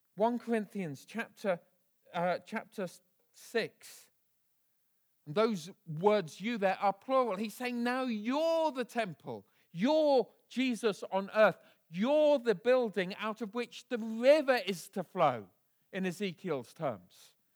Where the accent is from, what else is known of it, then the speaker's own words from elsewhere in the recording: Bedford, East of England, United Kingdom; I was raised in Bedford, a town about fifty miles north of here